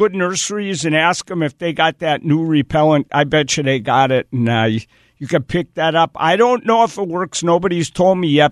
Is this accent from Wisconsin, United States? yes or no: yes; Wisconsin, United States; moved away; So I grew up in Wisconsin